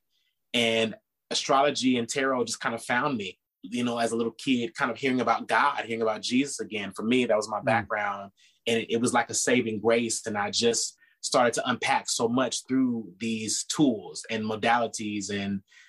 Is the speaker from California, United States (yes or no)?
yes; Pasadena, California, United States; I was born and raised in Pasadena, California, which is a suburb within the LA County outside of the city